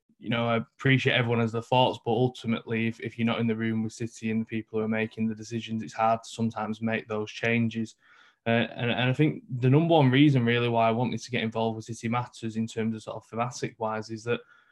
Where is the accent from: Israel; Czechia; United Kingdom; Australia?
United Kingdom; Manchester, North West England; I'm from New Moston, so up in the north of Manchester